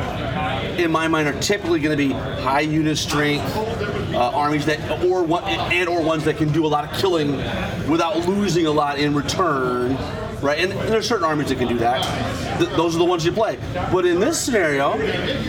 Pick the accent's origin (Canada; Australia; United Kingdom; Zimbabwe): Canada; We're Canadian